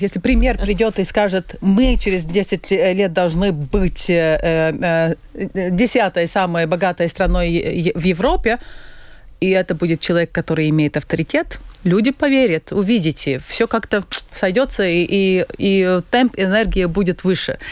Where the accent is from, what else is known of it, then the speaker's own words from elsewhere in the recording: Latvia; я родилась в очень богатой, в очень стабильной, в очень хорошей угу. стране